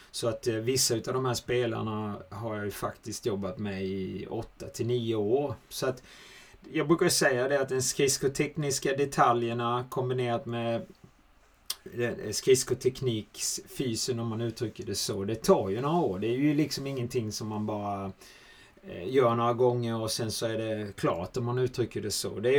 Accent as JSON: {"language": "Swedish", "country": "Switzerland", "said": "Men det är ju ett tufft klimat och det var inte lätt heller som schweizare att komma dit."}